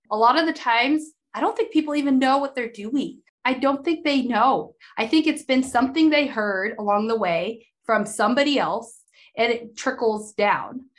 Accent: Idaho, United States; growing up in Idaho

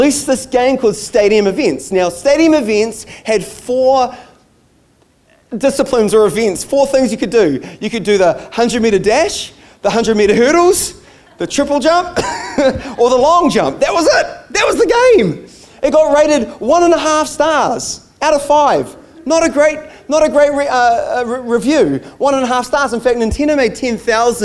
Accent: United States; moved away; I grew up in the States, and so baseball cards were a thing for me

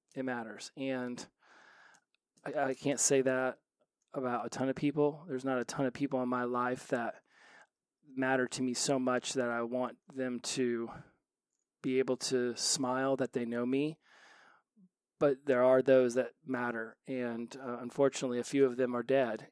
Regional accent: United States; I was from the United States

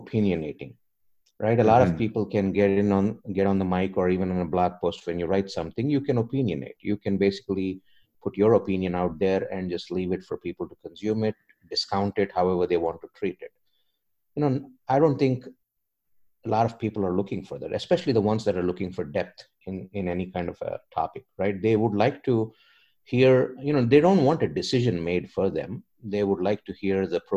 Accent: India; moved away; I'm an immigrant. You know, I came from India

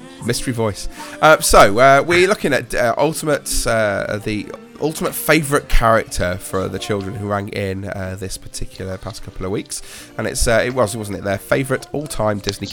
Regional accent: Leicestershire, East Midlands, United Kingdom; I am, yeah.

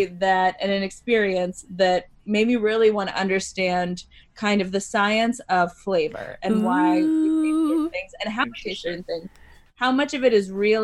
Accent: United States; as an American

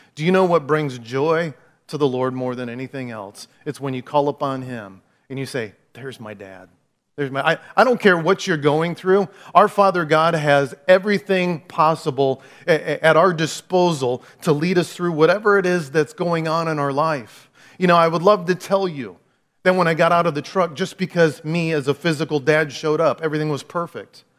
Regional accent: Clinton, United States; also born or lived in Dallas, Texas; I've never lived anywhere else. I grew up in Clinton

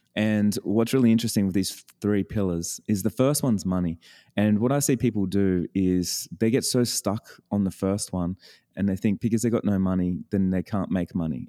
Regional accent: Australia; I'm an Australian

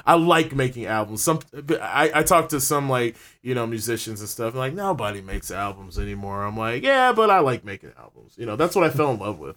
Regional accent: Ann Arbor, Michigan, United States; Born and raised in Ann Arbor

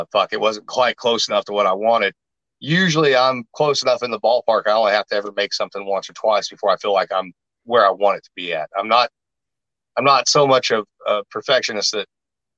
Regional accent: Washington County, Southern Indiana, United States; me being from Washington County

